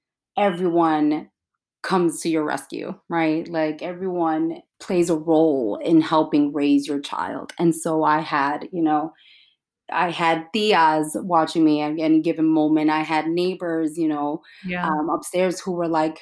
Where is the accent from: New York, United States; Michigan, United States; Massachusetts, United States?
New York, United States; New York City; I was growing up in Williamsburg